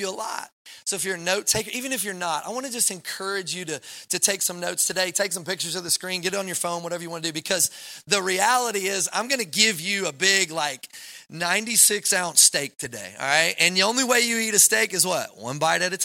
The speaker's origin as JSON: {"language": "English", "region": "Kentucky", "country": "United States", "moved": "yes", "said": "I'm from Kentucky"}